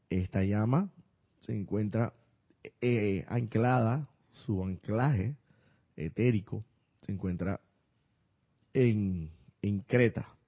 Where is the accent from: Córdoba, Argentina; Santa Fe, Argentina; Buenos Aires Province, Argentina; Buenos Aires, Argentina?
Córdoba, Argentina; de Córdoba, Argentina.